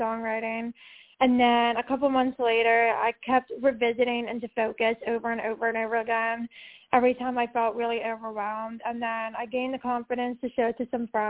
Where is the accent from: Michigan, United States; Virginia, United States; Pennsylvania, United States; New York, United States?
Pennsylvania, United States; Pittsburgh; I'm from Pittsburgh